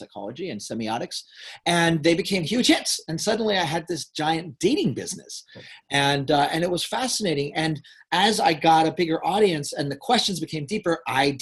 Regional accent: Hudson Valley, New York, United States; now in California, United States; I grew up in the Hudson Valley

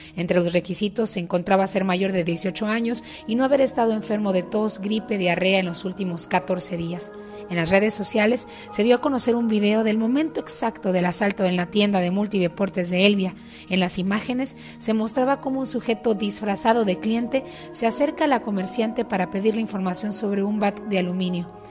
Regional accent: Sonora, Mexico; moved away; also born or lived in United States; regresé al estado de Sonora al norte de México

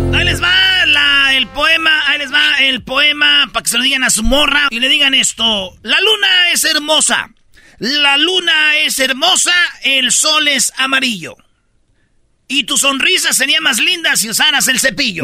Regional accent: Michoacán, Mexico; Yo soy, pues, de Michoacán

